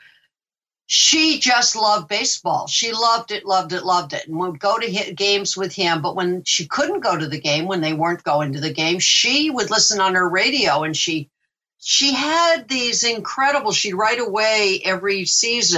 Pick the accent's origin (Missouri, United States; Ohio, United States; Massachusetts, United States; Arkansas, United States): Massachusetts, United States; Amherst; I grew up in Amherst, Massachusetts